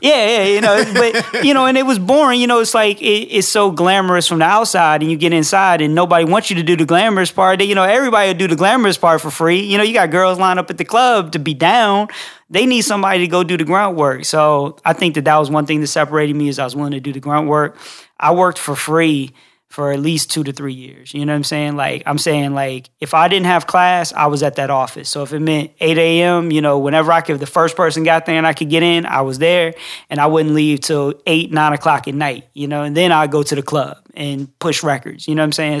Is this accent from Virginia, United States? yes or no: yes; Reston, Virginia, United States; moved away as an adult; now in Atlanta, United States; I'm originally from Northern Virginia, like the rest in D C, uh, Reston is the town I'm from